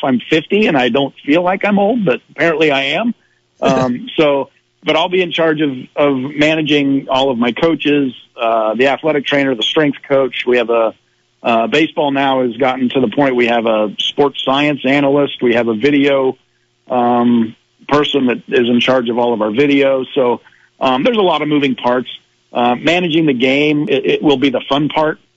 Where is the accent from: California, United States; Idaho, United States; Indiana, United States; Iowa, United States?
Iowa, United States; I am a Midwesterner. I'm, you know, from small town Iowa.